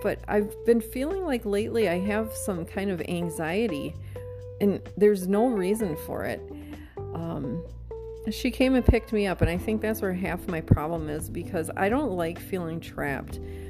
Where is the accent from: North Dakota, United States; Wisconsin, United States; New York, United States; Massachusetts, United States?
Wisconsin, United States; now in Mesa, United States; to me, it's cold, but I came from Wisconsin, so I should be able to handle this, right?